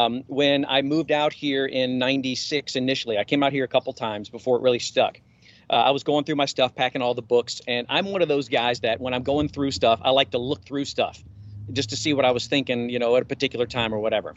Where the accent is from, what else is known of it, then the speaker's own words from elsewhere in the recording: Memphis, Tennessee, United States; I'm from Memphis.